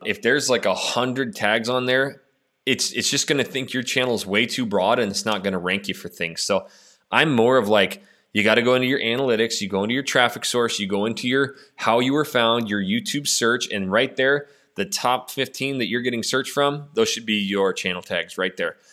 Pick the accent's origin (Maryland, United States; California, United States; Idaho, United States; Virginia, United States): Idaho, United States; Northwest; also born or lived in Clear Lake, Houston, Texas; now in Houston, United States; I'm from Northwest Idaho